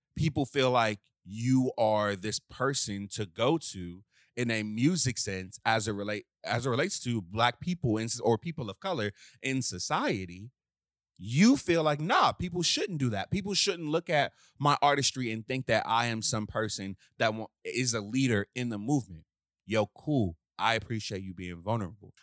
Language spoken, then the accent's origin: English; Washington, District of Columbia, United States; I'm from Southeast D C